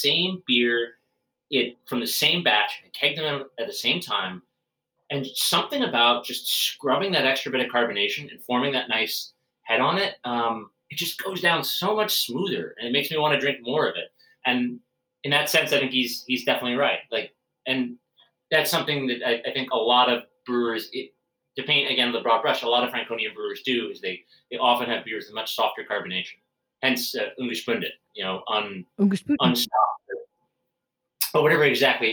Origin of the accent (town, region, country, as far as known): United States